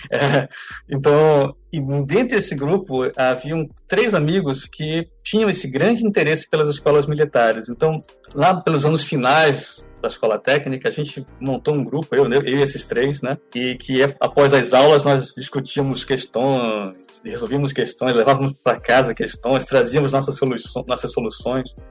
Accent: Fortaleza, Ceará, Brazil; also born or lived in Serra do Navio, Amapá; now in Huntsville, United States; Eu nasci no Amapá. É, meu pai ele era é, técnico em, em, motores diesel de grande capacidade, numa, numa mina de manganês, no Amapá, bem no centro do, do, do Amapá, na cidade de Serra do Navio. E nós nos mudamos para Fortaleza, eu tinha 9 anos de idade

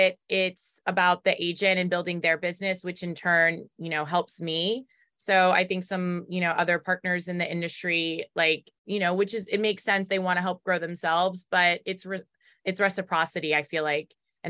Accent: Raleigh, North Carolina, United States; accent: Baltimore; now in Baltimore, United States; My background, I grew up in Raleigh, North Carolina, so I'm from the South, but my dad's from New York, my mom's from France.

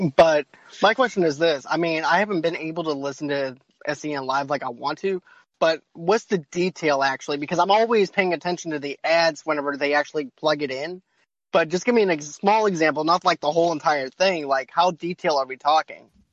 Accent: Boston, Massachusetts, United States; I'm from Boston

